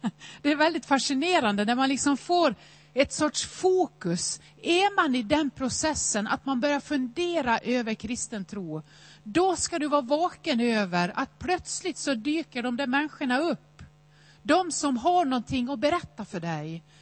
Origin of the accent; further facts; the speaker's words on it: Nås, Dalarna County, Sweden; Jag är uppväxt i Nås i Västerdalarna